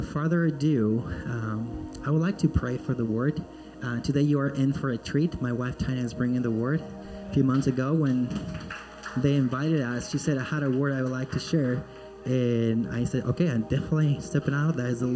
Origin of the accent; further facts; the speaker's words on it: Peru; now in Florida, United States; I am originally from Peru, born and raised in Peru.